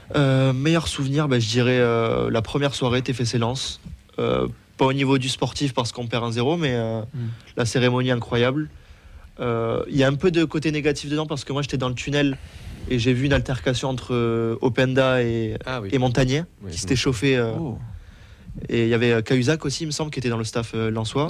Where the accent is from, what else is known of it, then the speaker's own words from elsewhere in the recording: Toulouse, Occitania, France; j'ai toujours habité à Toulouse